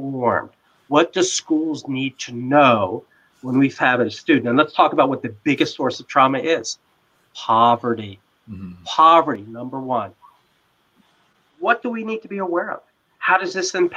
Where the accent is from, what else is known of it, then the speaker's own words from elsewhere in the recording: Washington, District of Columbia, United States; my hometown of Washington, D.C.